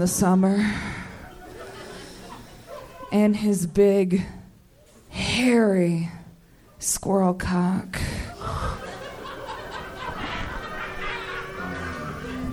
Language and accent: English; Texas, United States; also born or lived in Little Rock, Arkansas; now in Los Angeles, United States; I grew up in Texas